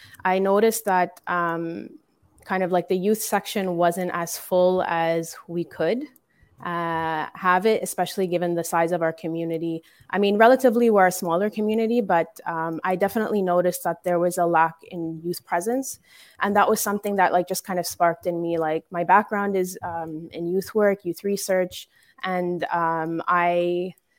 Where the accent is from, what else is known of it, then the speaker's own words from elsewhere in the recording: Canada; growing up here in Canada